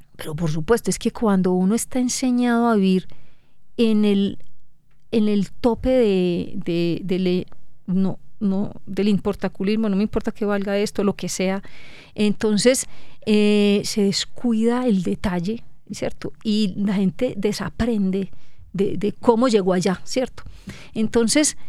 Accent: Colombia; somos 50 millones de colombianos

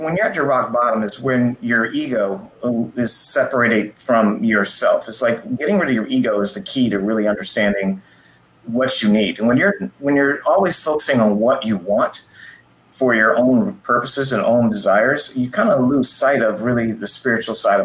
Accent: Los Angeles, California, United States; I grew up in Los Angeles

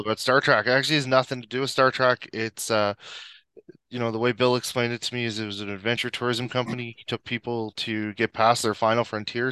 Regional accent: Prince Edward Island, Canada; moved away as an adult; now in Calgary, Canada; so I'm originally from Prince Edward Island. I moved out here in 2005

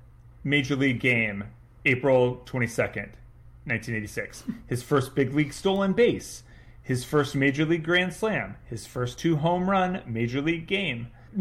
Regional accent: Kansas, United States; I grew up in Kansas

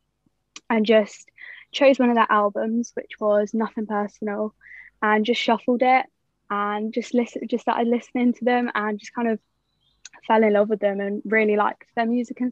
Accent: Oxford, South East England, United Kingdom; I'm 21 and I'm from Oxford.

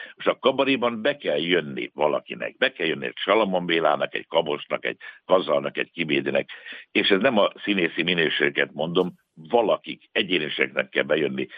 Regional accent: Budapest, Hungary; ekkorát nem tudtam álmodni a Csengeri utcából, meg a Angyalföldről

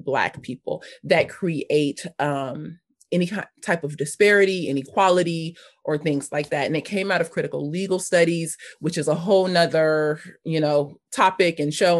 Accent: Los Angeles, California, United States; also born or lived in North Hollywood; I grew up in South Los Angeles. I spent the majority of my, my young life there until I was about fifteen, sixteen

